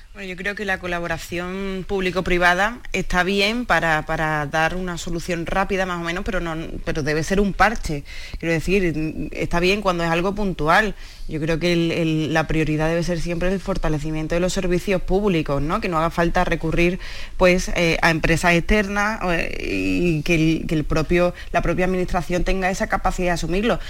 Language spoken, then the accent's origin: Spanish; Seville, Andalusia, Spain; Yo soy de Sevilla